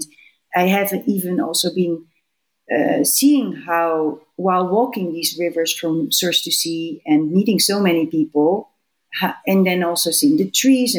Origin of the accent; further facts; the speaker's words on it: Netherlands; I'm from the Netherlands